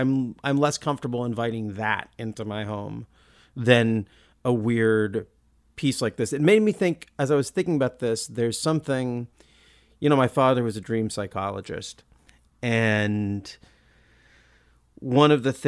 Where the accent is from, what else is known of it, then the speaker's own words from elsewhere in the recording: Olympia, Washington, United States; I come from Olympia. We don't know how to talk like that.